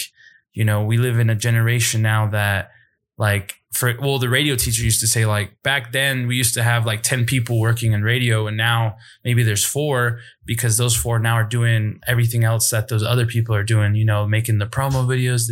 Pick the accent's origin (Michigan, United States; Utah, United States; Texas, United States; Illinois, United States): Utah, United States; Salt Lake City; I grew up in Salt Lake City in the Midvale Sandy area.